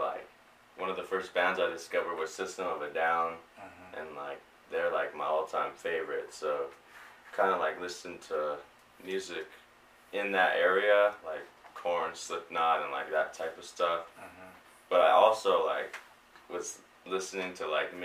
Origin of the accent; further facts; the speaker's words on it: Pomona, California, United States; I'm from Pomona